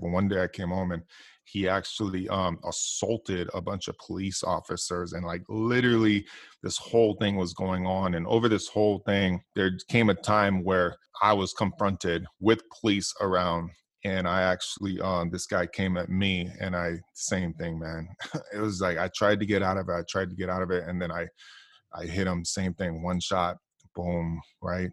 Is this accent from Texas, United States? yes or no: no; Hawaii, United States; when I grew up, you know, I, I come from Hawaii